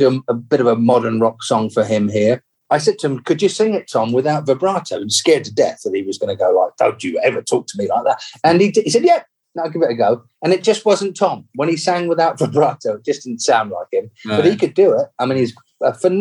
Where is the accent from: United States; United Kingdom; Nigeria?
United Kingdom; England; when I grew up in England